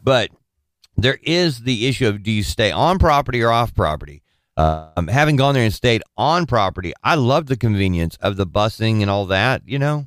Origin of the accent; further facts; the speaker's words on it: Southern California, United States; growing up in Southern California